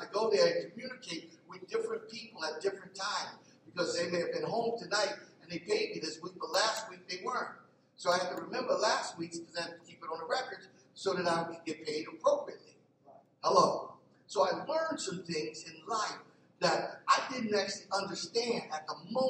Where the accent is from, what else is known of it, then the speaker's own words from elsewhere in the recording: Philadelphia, Pennsylvania, United States; I grew up in North Philly